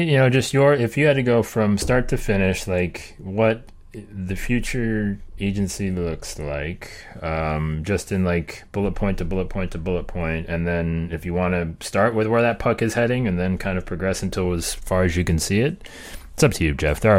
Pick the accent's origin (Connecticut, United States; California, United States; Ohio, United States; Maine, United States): Ohio, United States; Cleveland; I'm Polish from Cleveland, so that's pretty exotic.